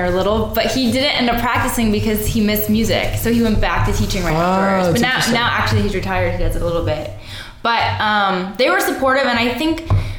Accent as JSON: {"language": "English", "town": "Cleveland", "region": "Ohio", "country": "United States", "said": "Cleveland, Ohio."}